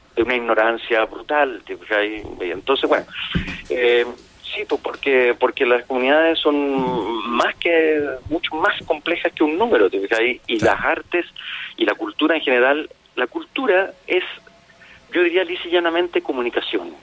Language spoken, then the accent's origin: Spanish; Chile; nosotros como, como sociedad chilena